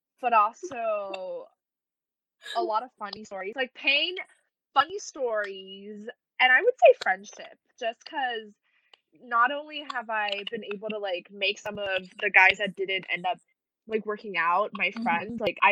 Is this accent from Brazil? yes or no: no; Taiwan; moved away as an adult; also born or lived in Bloomington, Indiana; I'm from Taiwan originally, but I moved to Bloomington, Indiana for school, like, 4 or 5 years ago.